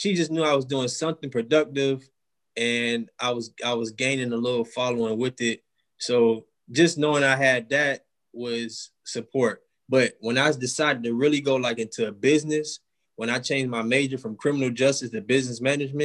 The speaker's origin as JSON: {"language": "English", "town": "Miami", "region": "Florida", "country": "United States", "also_born_or_lived": "Jacksonville, Florida", "said": "I'm a guy from Miami, Florida"}